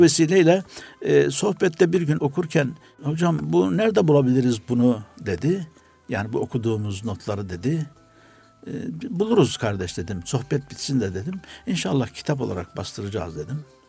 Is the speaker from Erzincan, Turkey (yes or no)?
no; Antalya, Turkey; moved away; also born or lived in Istanbul; Antalya doğumluyum.